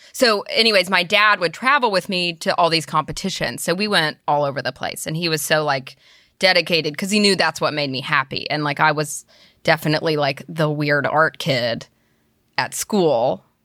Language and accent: English; Birmingham, Alabama, United States; now in Nashville, United States; I'm from Birmingham, Alabama, originally.